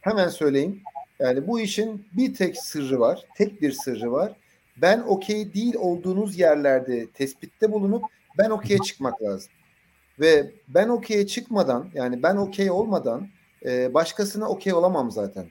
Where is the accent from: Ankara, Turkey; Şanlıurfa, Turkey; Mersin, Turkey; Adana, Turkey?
Adana, Turkey; ben işte Adanalıyım